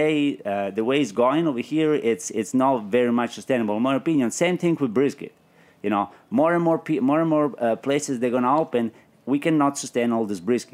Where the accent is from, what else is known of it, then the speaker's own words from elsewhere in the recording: Calabria, Italy; So when I come from Calabria, it's very very interesting.